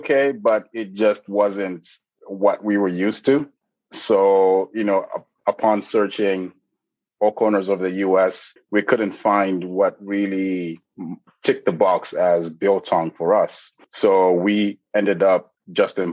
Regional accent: Zambia; I'm from Zambia

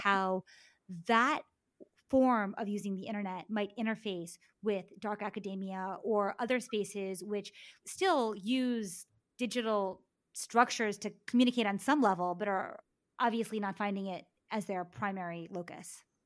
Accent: Maryland, United States; me growing up in Maryland

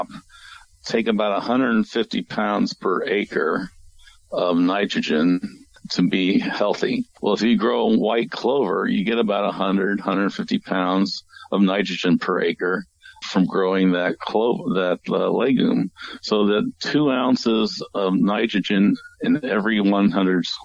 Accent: St. Louis, Missouri, United States; I grew up in St. Louis, and the cattle yards were still down in downtown St. Louis

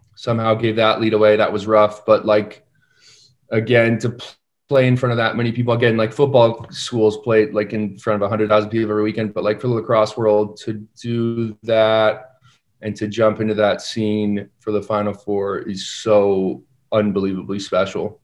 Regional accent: San Diego, California, United States; I'm from San Diego

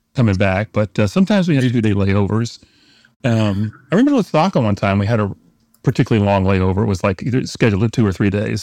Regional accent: New Orleans, Louisiana, United States; also born or lived in Detroit; when I was a kid growing up in New Orleans

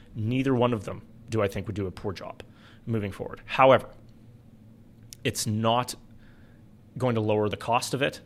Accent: Alberta, Canada

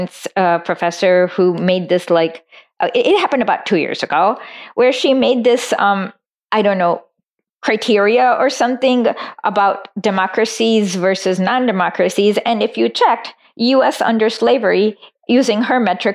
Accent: India; moved away; I'm originally from India

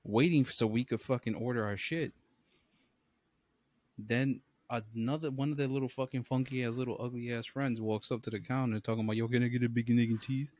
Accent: New York City, New York, United States; We're from the Bronx, and obviously, I didn't go nowhere far and shit. I'm still literally in New York City

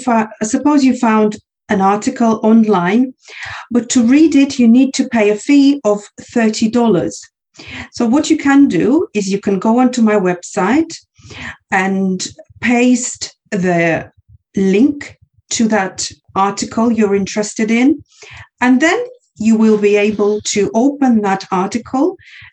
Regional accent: Kazakhstan; English is a second language; now in Russia; I'm 33 years old. I was born and raised in Kazakhstan. I now study and live in Russia doing my postgraduate degree.

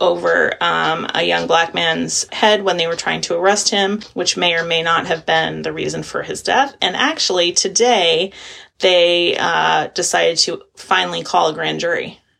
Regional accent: Maine, United States; I grew up in Maine

